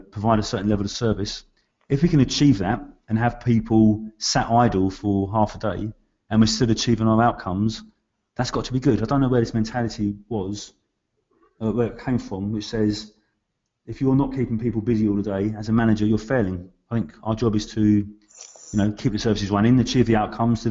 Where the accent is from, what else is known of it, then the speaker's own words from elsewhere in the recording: London, United Kingdom; I grew up in East London, so West Ham, …